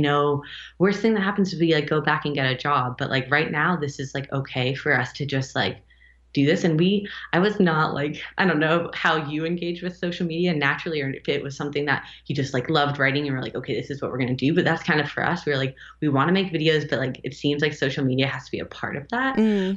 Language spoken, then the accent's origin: English; United States; moved away as an adult; also born or lived in Berlin; both of us grew up in the states, and I'm American